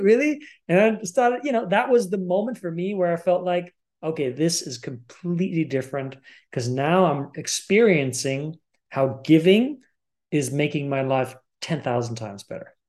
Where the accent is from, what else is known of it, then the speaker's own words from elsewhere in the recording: Germany; I was born and raised in Germany